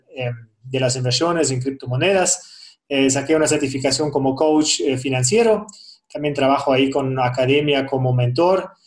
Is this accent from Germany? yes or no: yes; Germany; Spanish is a second language; moved away as an adult; now in Quito, Ecuador; yo soy de Alemania